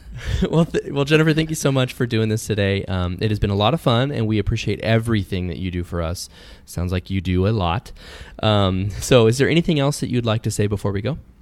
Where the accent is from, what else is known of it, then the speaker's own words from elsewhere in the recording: California, United States; I was from California